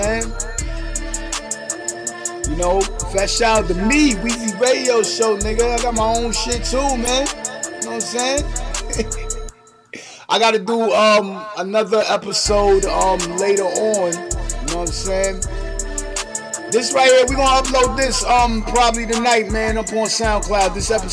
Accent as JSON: {"language": "English", "town": "New York City", "region": "New York", "country": "United States", "said": "New York City, I'm from Brooklyn"}